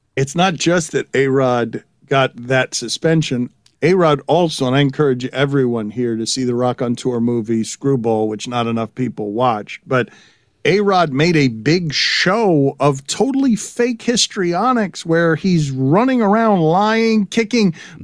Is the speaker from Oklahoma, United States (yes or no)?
no; South Florida, United States; I grew up in South Florida with listening to sports radio a certain way